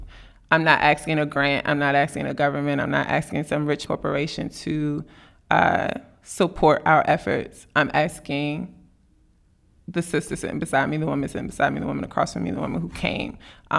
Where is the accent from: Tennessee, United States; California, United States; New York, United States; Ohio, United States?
Tennessee, United States; I came from Tennessee.